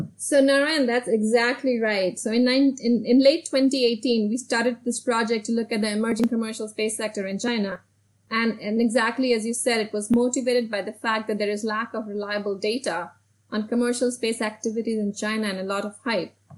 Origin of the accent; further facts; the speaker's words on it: Delhi, India; moved away as an adult; now in United States; I actually grew up in Delhi, in India, and I came to the United States to study nuclear engineering